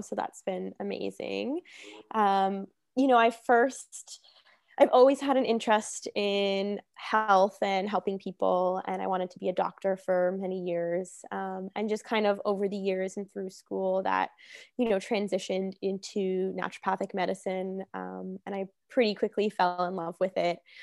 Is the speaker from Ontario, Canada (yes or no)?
yes; Hamilton, Ontario, Canada; moved away as an adult; I'm from Hamilton.